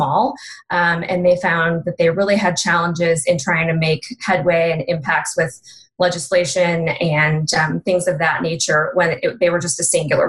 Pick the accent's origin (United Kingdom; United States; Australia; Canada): United States; Chicago area, Illinois; moved away as an adult; now in Boulder, United States; I grew up near the Chicago area